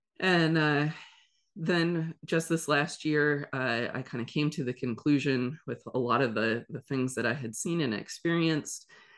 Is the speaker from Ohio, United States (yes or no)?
yes; Ohio, United States; moved away as an adult; also born or lived in South Korea; So I am originally from Ohio and immediately after graduating college, went to school for psychology and English. I moved to South Korea